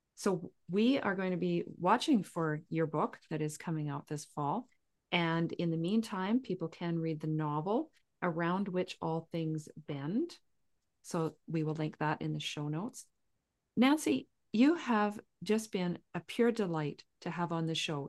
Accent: southern Saskatchewan, Canada; I grew up in southern Saskatchewan right on the Montana border

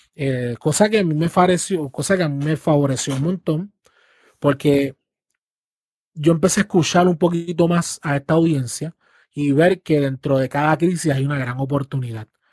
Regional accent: Puerto Rico; las generaciones que estamos hoy en Puerto Rico

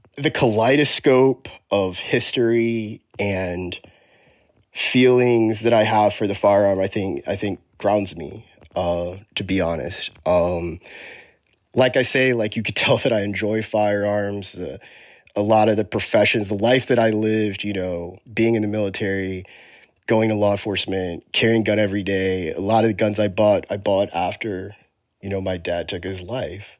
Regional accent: Texas, United States; I'm from Texas. I grew up in Texas

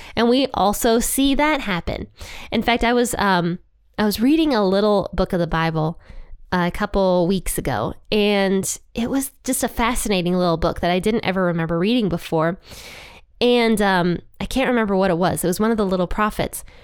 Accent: Ohio, United States; Ohio, I love you guys. That's my home state

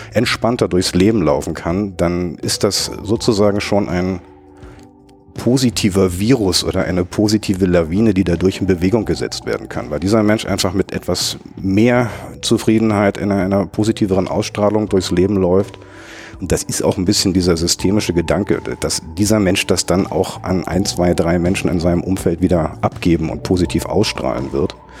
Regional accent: Berlin, Germany; Berliner, gebürtiger Berliner, einer der, der, der letzten verbliebenen Eingeborenen

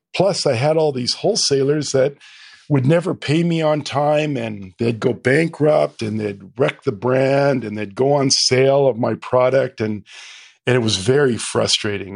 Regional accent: Calgary, Alberta, Canada; to Calgary and, uh, I went, you know, grew up there

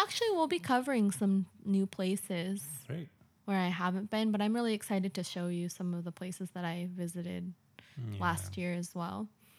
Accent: California, United States; to visit my family and have a great time in California, yeah. Meeting up with friends and checking out my hometown.

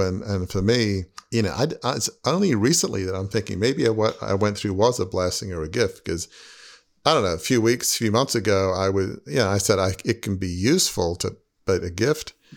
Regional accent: Australia; moved away; growing up in Australia in a big family media business

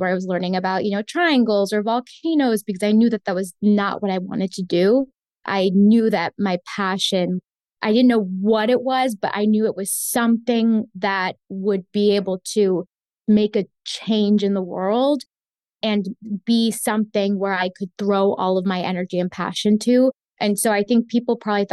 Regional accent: Florida, United States; first language Spanish; English is a second language; I was born and raised in Florida

